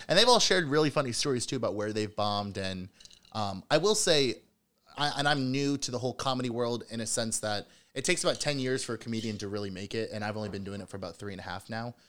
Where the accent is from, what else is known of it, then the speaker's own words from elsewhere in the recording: Cincinnati, Ohio, United States; also born or lived in Chicago; I'm from Cincinnati.